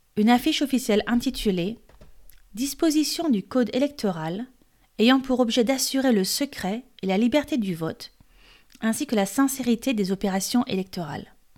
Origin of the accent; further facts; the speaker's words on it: France; Je suis française et coach de français